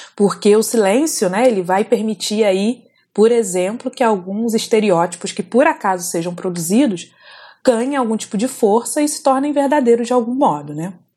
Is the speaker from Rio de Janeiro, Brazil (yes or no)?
yes; Volta Redonda, Rio de Janeiro, Brazil; moved away as an adult; eu saí de Volta Redonda com 19 anos. Para quem não conhece, Volta Redonda é uma cidade do interior do estado do Rio de Janeiro, região sul-fluminense.